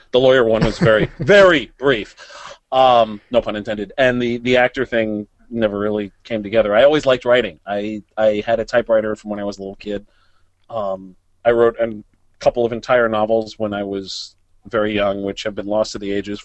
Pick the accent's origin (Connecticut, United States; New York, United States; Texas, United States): New York, United States; New York City; I grew up in New York City, still live here